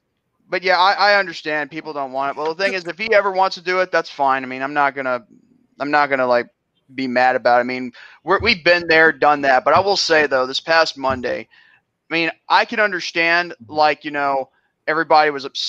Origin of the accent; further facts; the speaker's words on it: New York, United States; I don't care if I'm from New York.